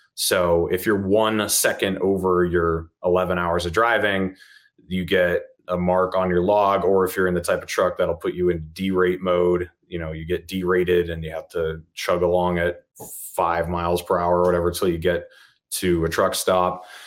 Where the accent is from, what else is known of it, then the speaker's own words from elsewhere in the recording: New Hampshire, United States; now in Utah, United States; I was born and raised in New Hampshire